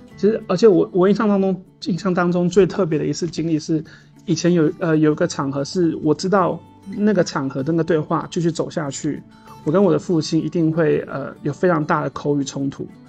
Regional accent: Taipei, Taiwan; 我在都市住惯了，我是一个城，城，因为我是一个，我台北长大的小孩。我其实是因为我在台北长大

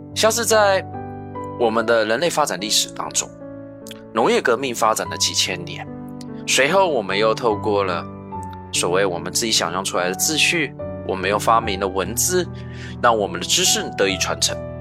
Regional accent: Taiwan; also born or lived in mainland China; now in China; 像在我的老家台湾，

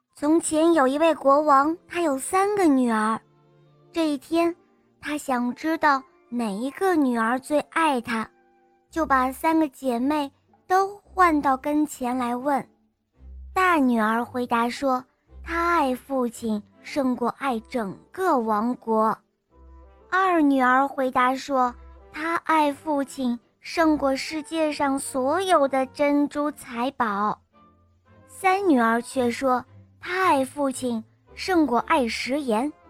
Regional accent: Huizhou, Guangdong, China; 我叫…，我八岁半了，我来自惠州

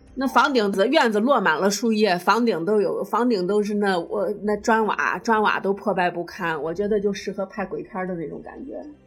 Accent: Xi'an, Shaanxi, China; 我是西安的

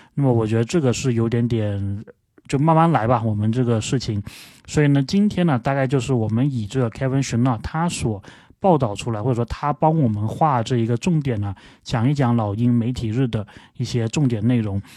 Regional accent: Guangzhou, Guangdong, China; 我是广州人

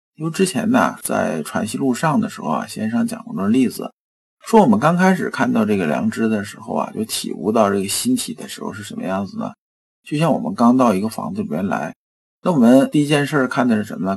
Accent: China; 我们中国人

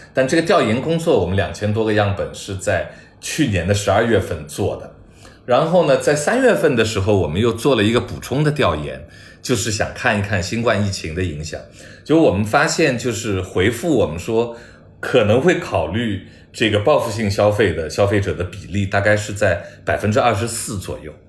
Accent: China; 我中国人

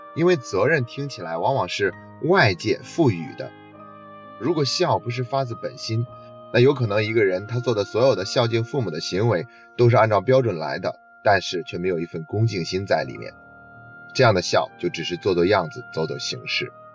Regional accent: China; 我们中国人

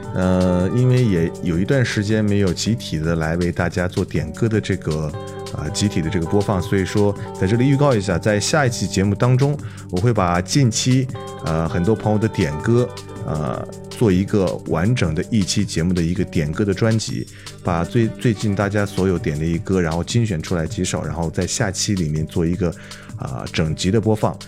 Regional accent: Northwest China, China; 一个地道的西北汉子

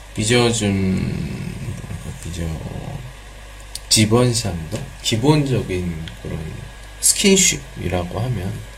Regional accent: South Korea

